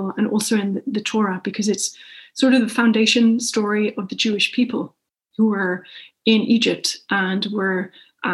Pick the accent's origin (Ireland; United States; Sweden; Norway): Ireland; now in United Kingdom; as an Irish person in the UK